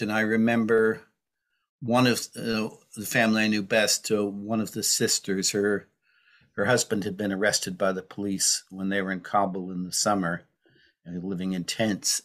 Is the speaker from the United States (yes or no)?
yes; United States; now in United Kingdom; I grew up in the United States